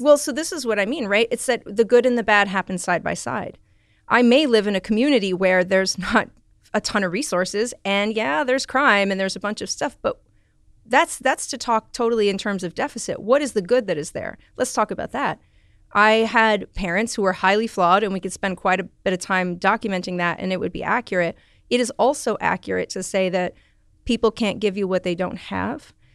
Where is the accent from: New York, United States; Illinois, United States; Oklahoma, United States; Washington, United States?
New York, United States; New York City; I grew up in the Bronx.